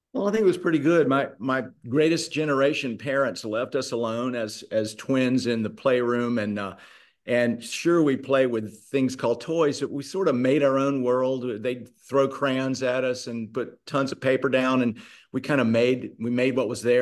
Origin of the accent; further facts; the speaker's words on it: Charlotte, North Carolina, United States; moved away as an adult; now in Mississippi, United States; I'm from North Carolina, but came to Mississippi in 1982